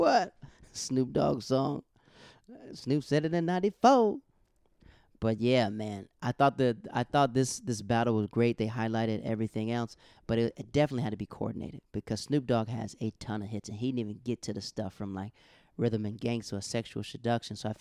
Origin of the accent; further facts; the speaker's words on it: Florida, United States; I'm from Florida